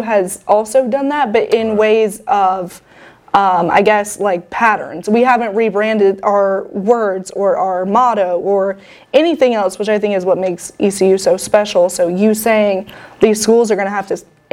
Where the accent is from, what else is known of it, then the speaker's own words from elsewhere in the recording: Charlotte, North Carolina, United States; I'm from Charlotte